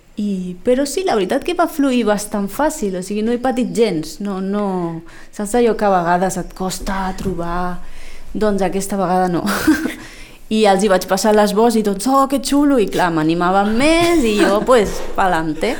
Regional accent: Lleida, Catalonia, Spain; also born or lived in Formentera; now in Sitges, Spain; jo sóc de Lleida i allí, allí havia creat el meu món

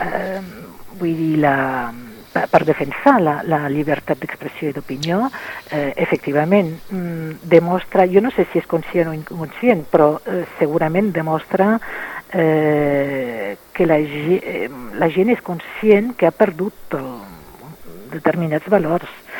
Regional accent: France; moved away; com a francesa

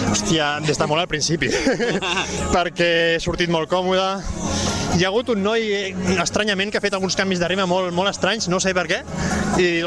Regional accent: Vilafranca del Penedès, Catalonia, Spain; sóc de Vilafranca

